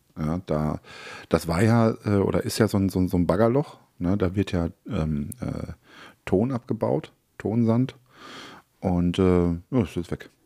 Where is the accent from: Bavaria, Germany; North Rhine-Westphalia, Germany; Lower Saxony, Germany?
North Rhine-Westphalia, Germany; ich bin ja äh, in Westfalen groß geworden, mhm. Äh, direkt an der Lippe.